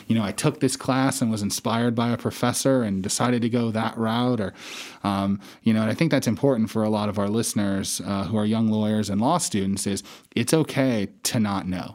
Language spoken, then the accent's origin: English; Casper, Wyoming, United States; moved away as an adult; also born or lived in Hawaii; I was born and raised in Casper, Wyoming